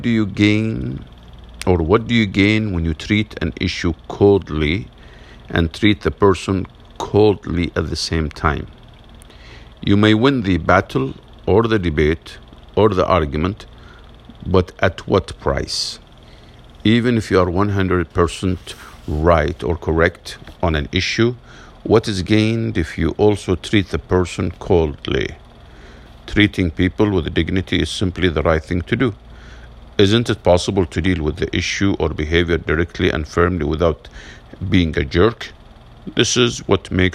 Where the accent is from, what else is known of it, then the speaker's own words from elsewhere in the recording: Massachusetts, United States; my home state of Massachusetts